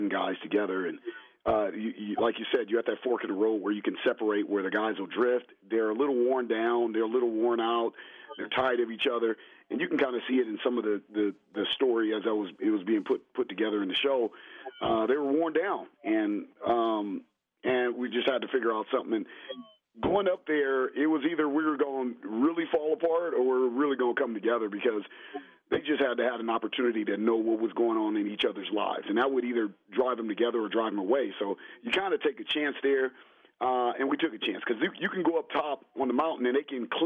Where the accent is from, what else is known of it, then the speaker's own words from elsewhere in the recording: Los Angeles, California, United States; I was raised in South Central LA.